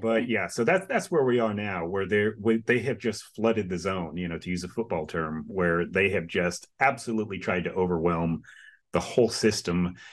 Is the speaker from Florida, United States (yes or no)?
yes; Florida, United States; I, uh, grew up and born and raised in the state of Florida for fifty plus years